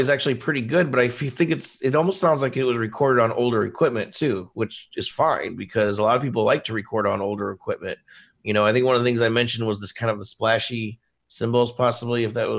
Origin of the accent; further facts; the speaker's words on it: Indiana, United States; I grew up in Indiana